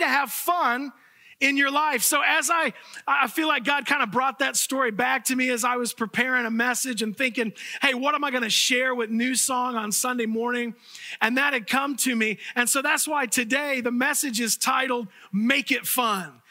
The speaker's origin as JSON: {"language": "English", "town": "Fort Myers", "region": "Florida", "country": "United States", "tie": "born or raised there", "said": "the church that I grew up in Fort Myers, Florida."}